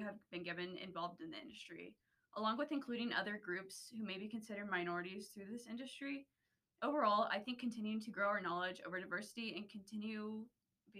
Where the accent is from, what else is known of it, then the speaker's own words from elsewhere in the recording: Friona, Texas, United States; I am from Freona, Texas, which is a teeny tiny little small town about an hour and a half northwest of Lubbock.